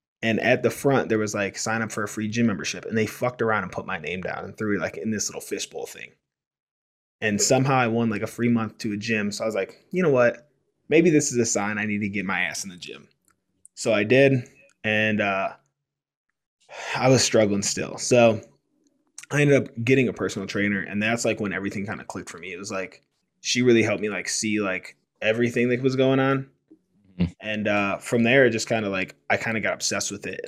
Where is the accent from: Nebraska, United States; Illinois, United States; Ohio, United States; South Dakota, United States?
Ohio, United States; Cleveland; now in Denver, United States; we're both originally from the Cleveland, Ohio area